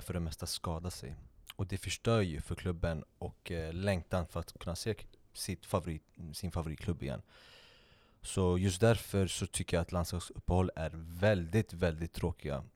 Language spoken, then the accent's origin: Swedish; Sweden; vi som svenskar